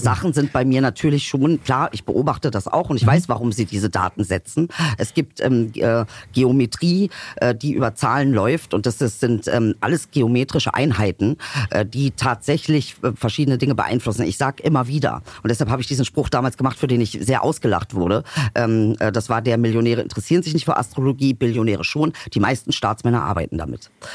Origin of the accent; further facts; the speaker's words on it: Germany; auch wenn man hier geboren ist und groß geworden ist